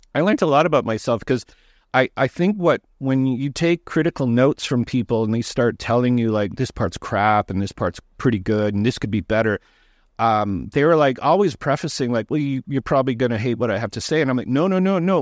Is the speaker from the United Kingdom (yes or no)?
no; Toronto, Ontario, Canada; I'm from Toronto.